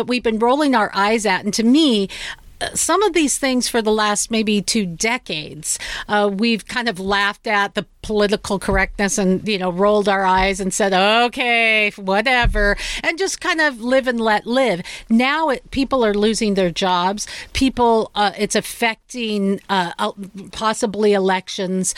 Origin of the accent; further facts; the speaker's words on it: Seattle, Washington, United States; I'm from Seattle